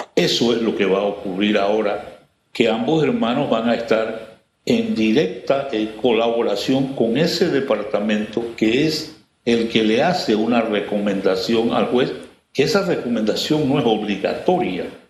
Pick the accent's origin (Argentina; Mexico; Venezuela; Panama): Panama; nosotros como panameños